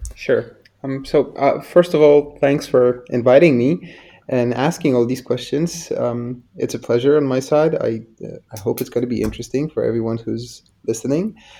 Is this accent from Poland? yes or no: yes; Poland; I'm from Poland. So back in the 90s, it was a bit of a wild east here.